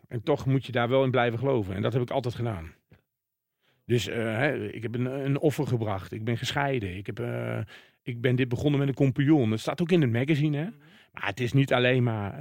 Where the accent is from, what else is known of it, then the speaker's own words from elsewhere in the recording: Waalwijk, North Brabant, Netherlands; ik kom natuurlijk uit Waalwijk